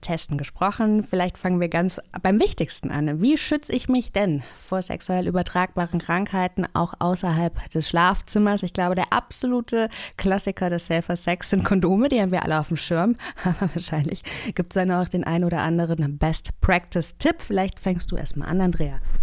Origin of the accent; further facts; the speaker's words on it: Kassel, Hesse, Germany; Ich komme ja aus Kassel